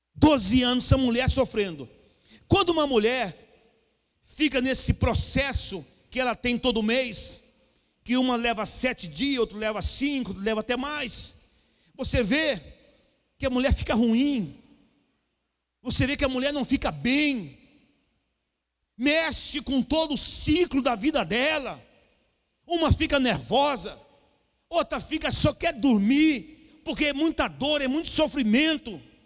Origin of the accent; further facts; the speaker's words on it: Cuiabá, Mato Grosso, Brazil; eu sou cuiabano